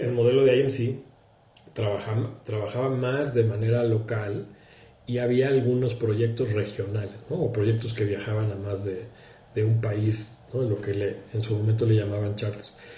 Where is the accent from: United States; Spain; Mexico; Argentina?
Mexico; soy mexicano